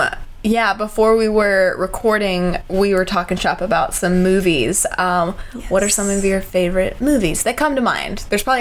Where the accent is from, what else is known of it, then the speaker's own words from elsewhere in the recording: Texas, United States; now in Charleston, United States; I'm from Texas, so we have our, own, right, little, yeah. Our own little y'all.